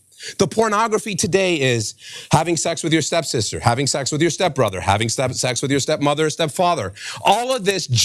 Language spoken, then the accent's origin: English; New York City, New York, United States; When I was raised in New York City